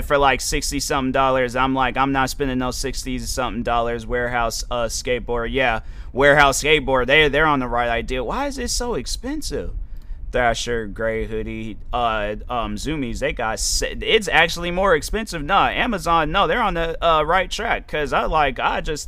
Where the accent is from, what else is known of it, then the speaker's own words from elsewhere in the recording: United States; I'm from America